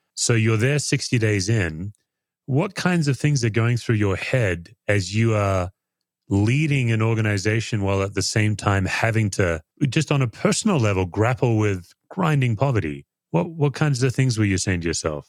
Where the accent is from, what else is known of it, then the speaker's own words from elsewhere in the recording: Australia; as an Aussie